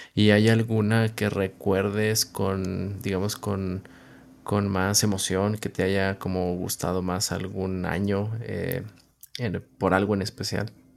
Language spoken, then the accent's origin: Spanish; Northeast Mexico, Mexico; yo soy del noreste de México